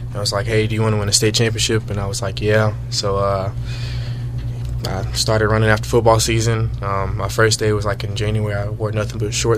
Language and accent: English; South Carolina, United States; I'm from Blytheville, South Carolina